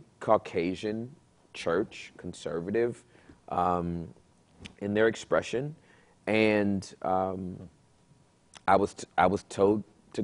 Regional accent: Southern California, United States; moved away; I'm from Southern California, so I'm used to being around everybody.

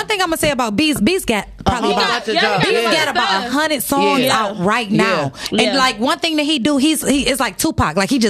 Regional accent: Detroit, Michigan, United States; I'm from Finkel, baby.

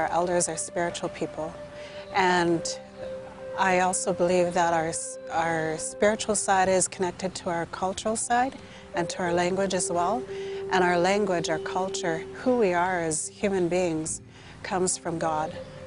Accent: Gwa'sala-'Nakwaxda'xw Nation, British Columbia, Canada; I'm from the Gwasala Nakwadok tribe

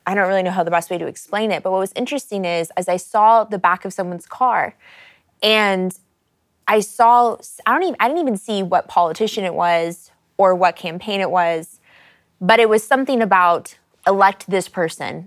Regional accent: United States; I grew up in America

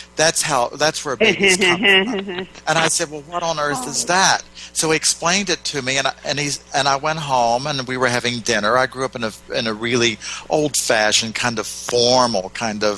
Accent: West Virginia, United States; moved away; also born or lived in Ohio; I grew up down in West Virginia in basically a Southern Baptist town

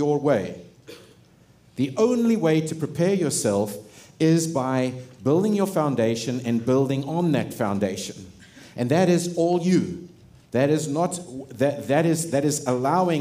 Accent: South Africa; moved away; I grew up in South Africa.

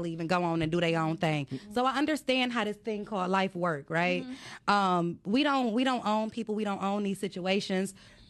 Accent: Detroit, Michigan, United States; I'm from Finkel, baby. Like, when you from that area

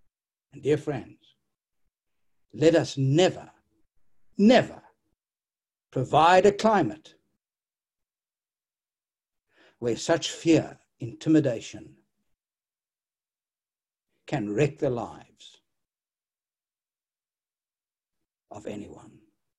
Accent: South Africa; Listen, I came from South Africa and I saw that 30 million people were dehumanized and robbed of their human dignity

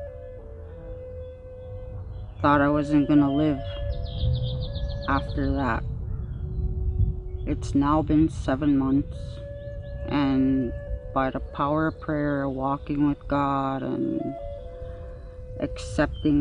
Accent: Maskwacis, Alberta, Canada; I'm from Wascuches, Alberta

